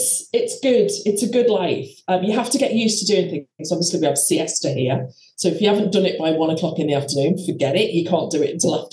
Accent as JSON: {"language": "English", "area": "the Wirral", "region": "North West England", "country": "United Kingdom", "moved": "as an adult", "lives_now": "Spain", "said": "I am from the Wirral originally, which is just near Liverpool"}